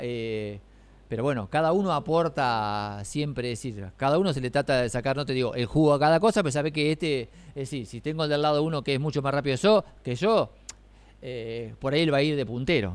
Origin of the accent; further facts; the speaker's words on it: Quequén, Buenos Aires Province, Argentina; moved away as an adult; now in Necochea, Argentina; Yo fui toda la vida y me crié en Quequén, pero cuando, bueno, ya tengo más años de casado, cuando me casé me vine para acá